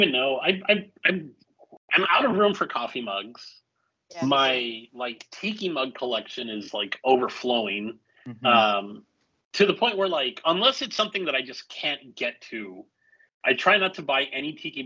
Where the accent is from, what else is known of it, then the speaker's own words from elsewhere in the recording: El Paso, Texas, United States; moved away; where I grew up in Texas in El Paso